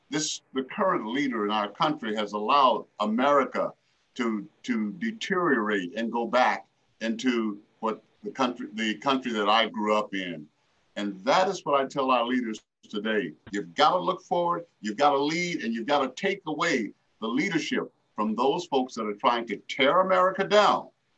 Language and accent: English; the South, United States; As a Black kid growing up in the South and throughout, you know, I learned because I had to watch my people being hanged in Mississippi as a kid.